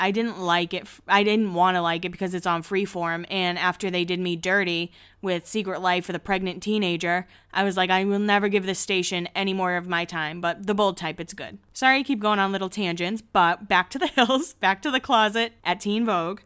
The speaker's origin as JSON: {"language": "English", "town": "Boston", "region": "Massachusetts", "country": "United States", "tie": "born or raised there", "said": "I grew up in Boston"}